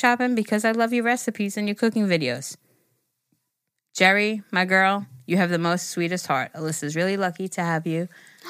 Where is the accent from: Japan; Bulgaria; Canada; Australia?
Canada; Ontario; I'm 25 from Ontario, Canada.